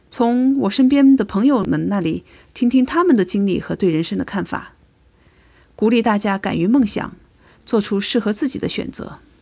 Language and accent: Chinese; China; moved away as an adult; now in Seattle, United States; 我们中国人把它叫做 MSN。